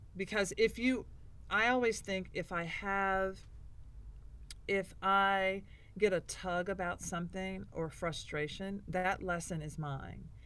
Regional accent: Nashville, Tennessee, United States; I'm from Nashville

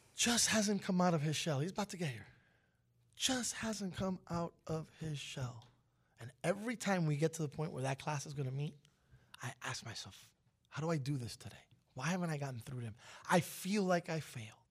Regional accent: New York City, New York, United States; now in Miami, United States; I was born in Brooklyn

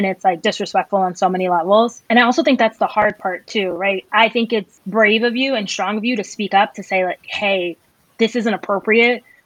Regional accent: Northeast, United States; I'm from the Northeast

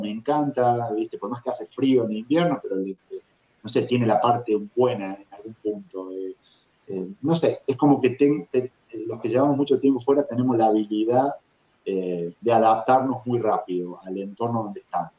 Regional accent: Argentina; moved away as an adult; also born or lived in Europe; now in Minneapolis, United States; haber vivido en tantos lugares diferentes desde que salí de Argentina

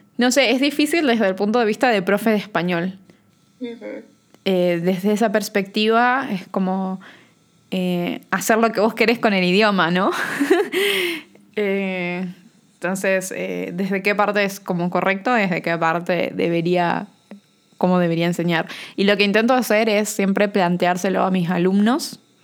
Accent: Corrientes, Argentina; yo soy de Corrientes

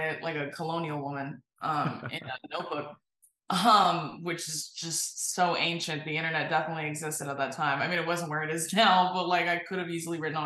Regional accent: California, United States; I am from California

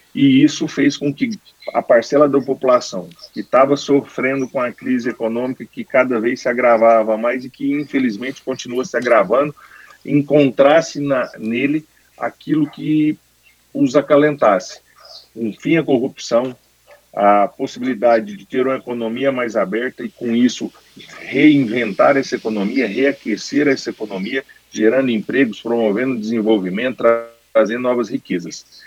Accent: Brazil; como brasileiro

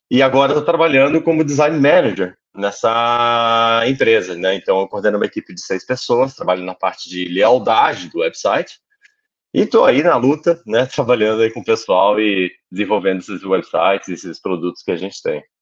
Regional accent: Manaus, Amazonas, Brazil; also born or lived in Curitiba; now in Portugal; Olha, sou natural de Manaus, né? Passei boa parte da minha vida em Curitiba. Não obstante, eu queria terra fria, então vim para Portugal.

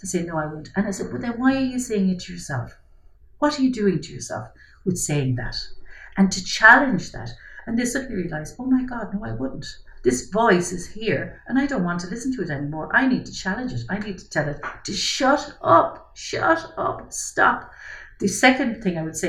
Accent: Ireland; as an Irish society

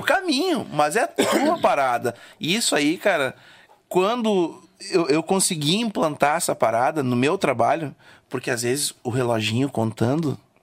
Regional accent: Rio Grande do Sul, Brazil; sou gaúcho

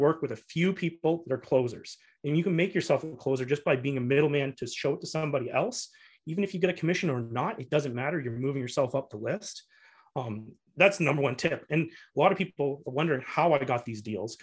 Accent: Canada; as a Canadian

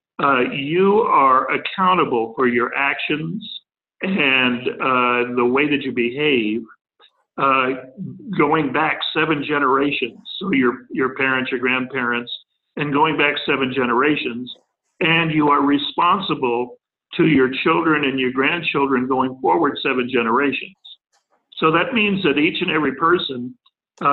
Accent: New Mexico, United States; also born or lived in Oraibi, Arizona / Texas; I grew up in New Mexico, but my family is Texan

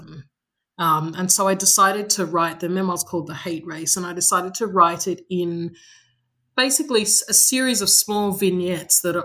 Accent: Sydney, New South Wales, Australia; I'm from Sydney

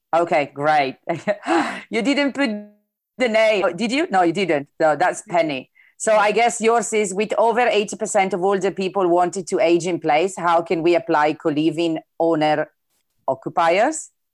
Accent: Italy; accent: Italian; English is a second language; my italian accent sometimes is difficult to understand

